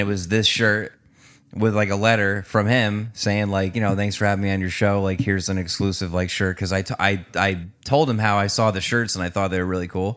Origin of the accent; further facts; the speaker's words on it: Newtown, Connecticut, United States; moved away as an adult; also born or lived in Danbury, Connecticut; now in Brookfield, United States; I'm from Newtown. Went over to Danbury